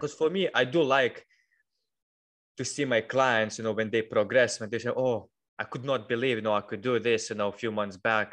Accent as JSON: {"language": "English", "country": "Lithuania", "moved": "as an adult", "lives_now": "United Kingdom"}